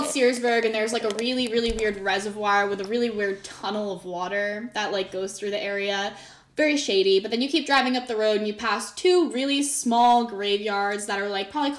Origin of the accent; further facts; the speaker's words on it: Bennington, Vermont, United States; I'm from the Bennington area. Yeah. My whole family lives in that area. It's where I grew up.